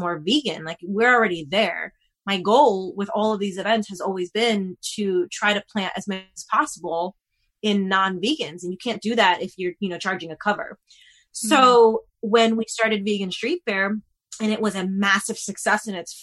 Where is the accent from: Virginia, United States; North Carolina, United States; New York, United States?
New York, United States; moved away as an adult; now in Los Angeles, United States; I'm originally from New York, and growing up in New York, you know, we have street fairs all the time